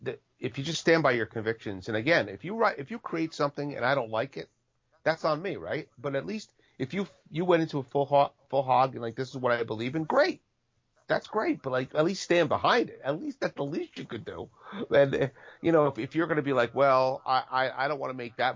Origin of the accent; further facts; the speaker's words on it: New Jersey, United States; Born and bred